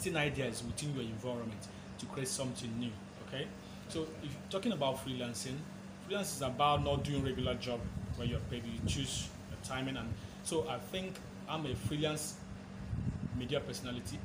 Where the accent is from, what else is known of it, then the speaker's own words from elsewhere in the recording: Nigeria; I am a Nigerian, a media personality